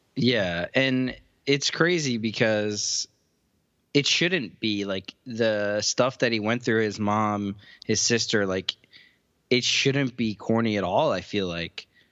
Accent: Cleveland, Ohio, United States; my sisters were into rap music when we grew up in Cleveland

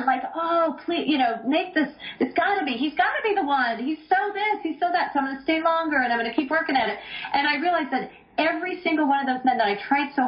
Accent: Vancouver, British Columbia, Canada; moved away as an adult; also born or lived in Los Angeles / Toronto; I grew up in Vancouver, British Columbia, Canada.

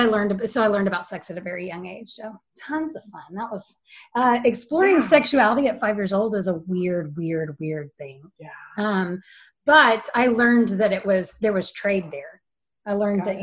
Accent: Central Texas, United States; I was born and raised in Central Texas

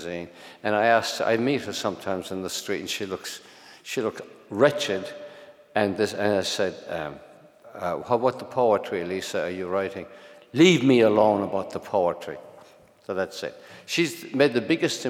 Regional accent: Ireland; moved away as an adult; also born or lived in Brooklyn, New York; now in New York, United States; That was the Ireland I grew up in, which, as it was, poverty stricken and priest ridden

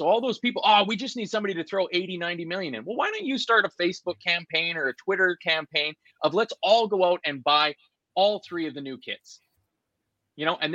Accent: Canada; I'm also from Canada

